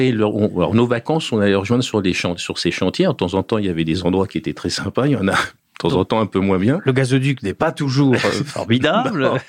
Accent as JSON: {"language": "French", "town": "Juvisy-sur-Orge", "region": "Île-de-France", "country": "France", "tie": "born there", "said": "Mais moi, j'habitais pas à juvisy sur Je suis né à Juvisy-sur-Orge."}